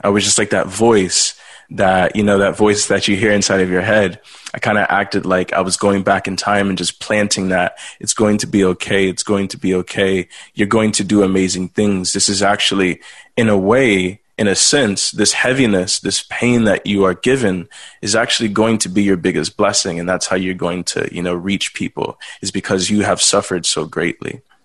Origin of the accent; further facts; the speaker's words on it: Texas, United States; also born or lived in Louisiana; I was born in Louisiana, but grew up mostly in Texas.